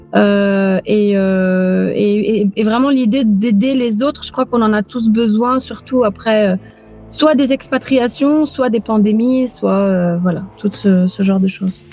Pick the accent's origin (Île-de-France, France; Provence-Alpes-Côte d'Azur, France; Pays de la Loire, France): Provence-Alpes-Côte d'Azur, France; Aix-en-Provence; moved away as an adult; also born or lived in Beirut, Lebanon; now in Nicosia, Cyprus; Je suis d'Aix-en-Provence, du sud de la France, au pays des cigales.